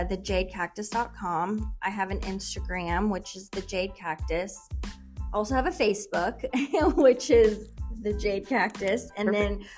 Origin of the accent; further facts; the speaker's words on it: Kansas, United States; also born or lived in Houston, Texas; now in Katy, United States; No, I was born in Houston, but I went to middle school, high school, college in Kansas.